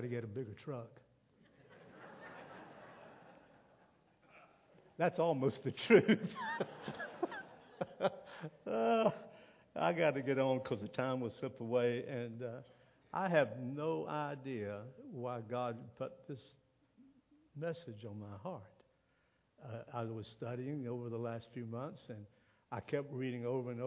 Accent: South Carolina, United States; also born or lived in Virginia; I'm from South Carolina

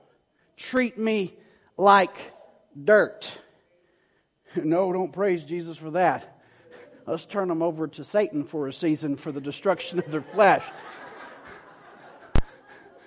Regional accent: the South, United States; I was raised in the South

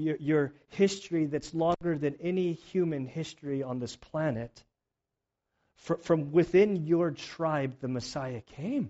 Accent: United States; as like an American

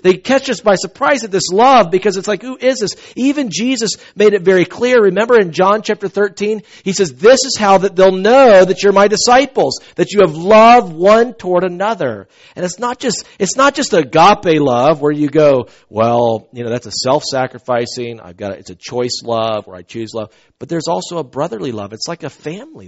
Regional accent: the South, United States; I'm from the South.

